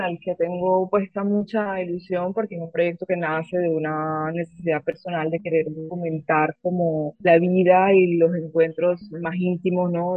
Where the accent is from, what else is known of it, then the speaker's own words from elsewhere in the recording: Cartagena, Bolívar, Colombia; moved away as an adult; also born or lived in Caracas, Venezuela; now in Rome, Italy; yo nací en Venezuela y me crié eh, entre Caracas y Cartagena